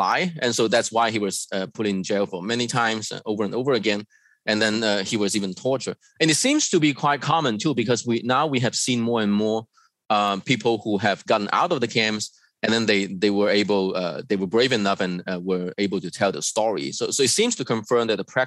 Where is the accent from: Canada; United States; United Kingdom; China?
China; moved away as an adult; also born or lived in Hong Kong; I was born and raised in China.